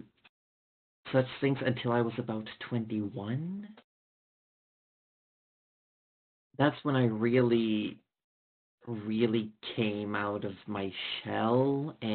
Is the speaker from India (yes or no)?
no; Sweden; I'm from Sweden. I didn't fit in a regular Swedish high school